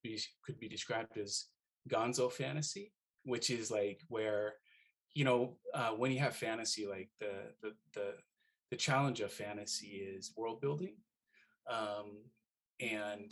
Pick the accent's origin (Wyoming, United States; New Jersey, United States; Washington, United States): Washington, United States; Seattle; moved away as an adult; also born or lived in Hawaii; I'm a Seattleite